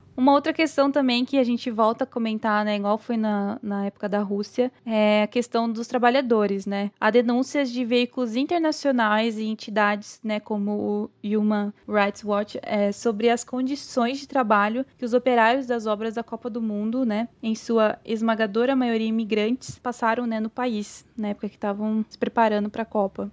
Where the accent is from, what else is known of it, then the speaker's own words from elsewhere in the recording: Itapetininga, São Paulo, Brazil; also born or lived in Santos; eu tava de volta pra Itapetininga, pro interior